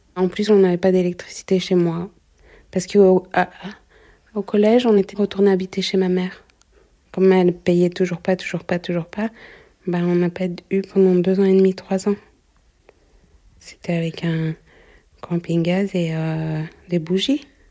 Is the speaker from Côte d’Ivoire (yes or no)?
no; Paris, Île-de-France, France; J'ai grandi euh, à Belleville